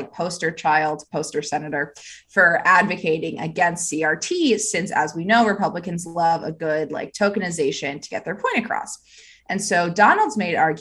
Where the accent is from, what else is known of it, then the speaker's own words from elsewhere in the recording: Pennsylvania, United States; my home state where I was educated in the amazing public education system of Pennsylvania